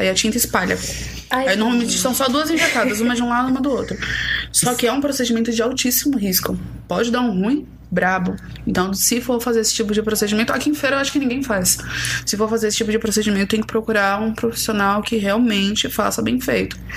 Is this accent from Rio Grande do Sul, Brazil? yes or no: no; São Paulo, Brazil; also born or lived in Bahia; eu sou paulista. Eu Sim. sempre falei que eu tenho um pé em São Paulo e um pé na Bahia